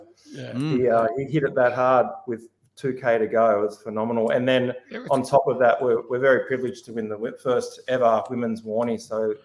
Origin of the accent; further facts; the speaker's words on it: Wollongong, New South Wales, Australia; We're from Wollongong